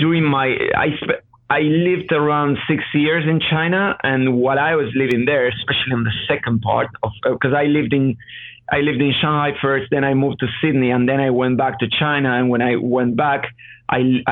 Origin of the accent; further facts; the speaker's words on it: Argentina; moved away; I'm from Argentina, so I know the region.